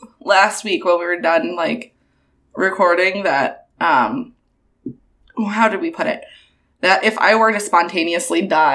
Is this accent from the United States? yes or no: no; United Kingdom; Yeah, I'm also British.